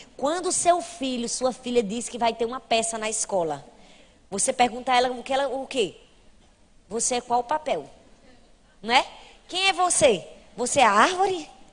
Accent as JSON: {"language": "Portuguese", "town": "Recife", "region": "Pernambuco", "country": "Brazil", "said": "Lá na minha cidade, em Recife"}